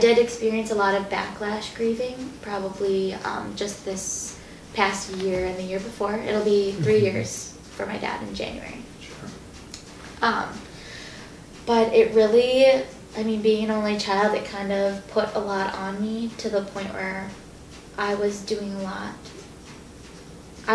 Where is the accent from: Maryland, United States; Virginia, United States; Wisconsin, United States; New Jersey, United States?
Wisconsin, United States; Fitchburg; near my hometown in around Fitchburg, Wisconsin, Madison